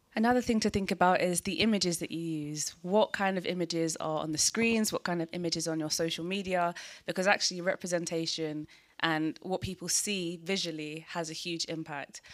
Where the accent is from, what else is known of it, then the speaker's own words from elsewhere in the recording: London, United Kingdom; also born or lived in Peckham / Nigeria (family); I was born in Peckham, and then I moved to South East London to Greenwich